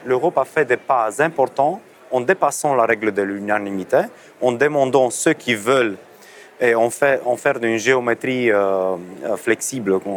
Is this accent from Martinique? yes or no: no; Romania; moi, je viens de la Roumanie